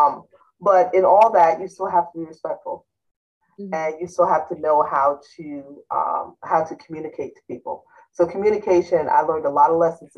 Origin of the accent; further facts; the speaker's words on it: South Fallsburg, New York, United States; my hometown in upstate New York